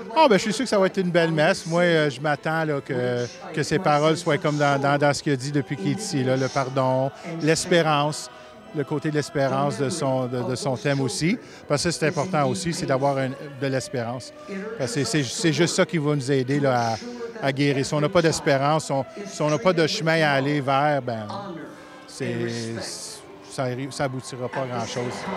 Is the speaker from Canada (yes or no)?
yes; Rouyn-Noranda, Quebec, Canada; je viens de Rouyn-Noranda et je suis de la nation Ojibwe